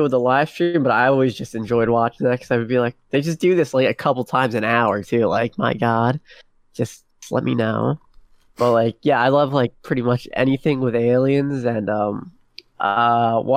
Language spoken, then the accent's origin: English; United States; being American